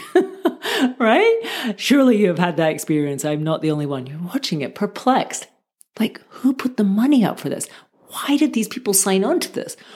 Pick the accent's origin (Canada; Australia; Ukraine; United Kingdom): United Kingdom; Scotland; moved away; also born or lived in Barcelona, Spain; I'm from Scotland originally.